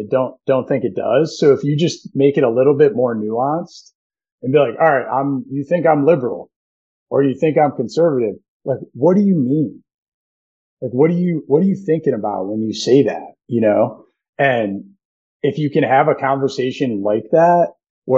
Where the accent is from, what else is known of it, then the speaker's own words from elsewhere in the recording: United States; we're American